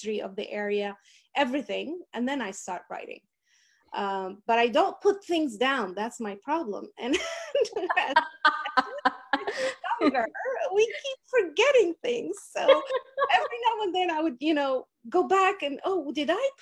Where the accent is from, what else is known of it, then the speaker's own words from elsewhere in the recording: Kuwait; also born or lived in Wisconsin; now in Texas, United States; I was born in Kuwait and I grew up in Kuwait.